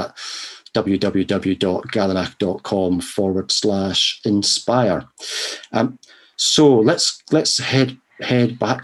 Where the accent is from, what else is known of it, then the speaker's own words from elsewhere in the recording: Scotland, United Kingdom; moved away; my home country in Scotland